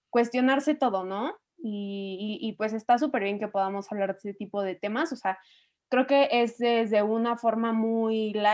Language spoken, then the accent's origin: Spanish; Mexico; Somos el futuro de México